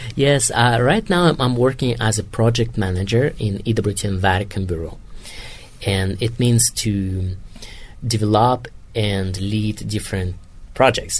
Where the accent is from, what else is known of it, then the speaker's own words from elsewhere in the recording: Kazakhstan; English is a second language; moved away as an adult; now in Rome, Italy; I'm from Kazakhstan